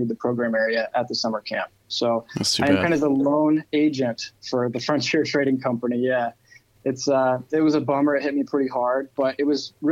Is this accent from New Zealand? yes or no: no; Northwest Ohio, United States; I grew up in Northwest Ohio